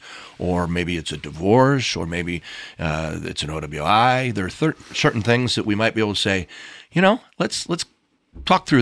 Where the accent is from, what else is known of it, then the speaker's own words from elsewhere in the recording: Bettendorf, Iowa, United States; also born or lived in Milwaukee, Wisconsin; I grew up in a little town called Bettendorf, Iowa